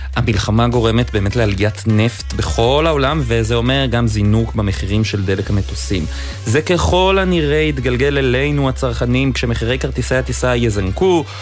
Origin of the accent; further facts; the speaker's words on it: Haifa, Haifa District, Israel; אני חיפאי במקור